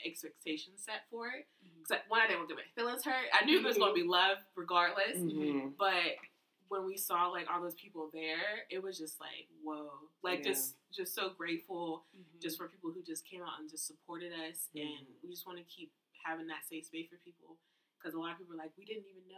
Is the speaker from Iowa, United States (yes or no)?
no; Braddock, Pennsylvania, United States; I'm from Braddock.